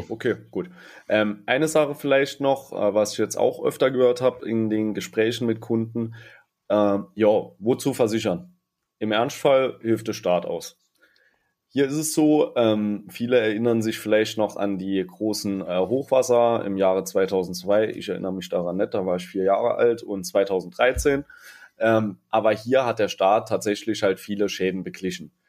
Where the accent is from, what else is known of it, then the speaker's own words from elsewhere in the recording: Saarland, Germany; bei uns im Saarland